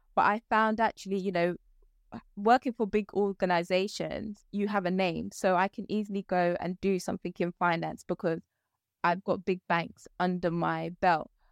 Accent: London, United Kingdom; also born or lived in Ghana; I've spent most of my career in London, um, my life, sorry, in London

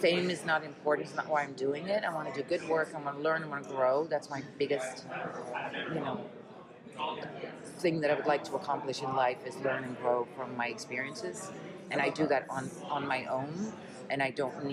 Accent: Netherlands; first language Dutch; English is a second language; moved away; I was born and raised in the Netherlands

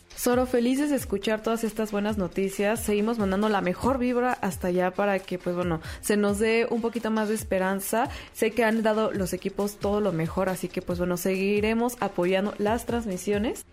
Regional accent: Mexico; nosotros como mexicanos y como latinoamericanos

